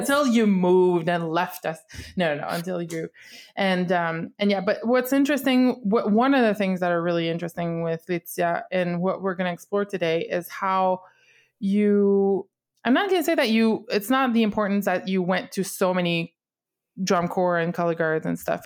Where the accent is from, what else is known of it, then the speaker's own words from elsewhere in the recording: Canada; English is a second language; I'm from Canada. I speak mostly French, or at least that's what I'm the most comfortable in.